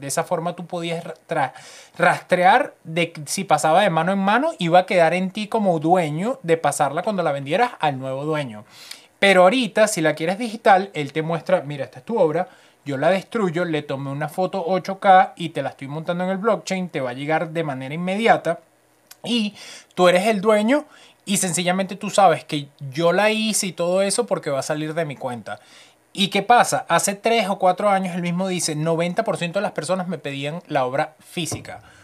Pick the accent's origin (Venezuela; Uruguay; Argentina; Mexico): Venezuela; now in Canada; yo soy venezolano